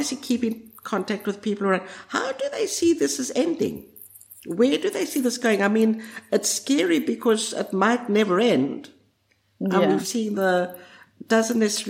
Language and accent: English; South Africa; moved away; I'm a South African born, okay? Mm-hmm. And I grew up in the South Africa of apartheid